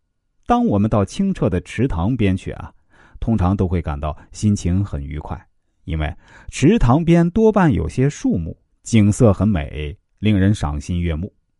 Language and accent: Chinese; China; 我们中国人。是分中有合，合中有分，分到好像没有分，没有分又好像有分，这是最合乎自然的。